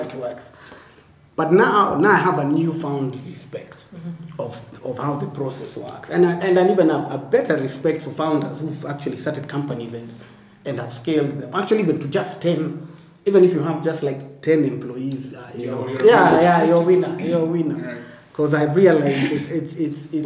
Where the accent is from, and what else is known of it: Kenya